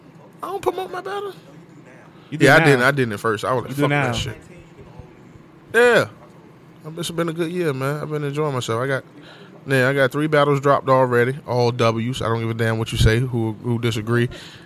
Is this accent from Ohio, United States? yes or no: no; Virginia, United States; I'm from Virginia.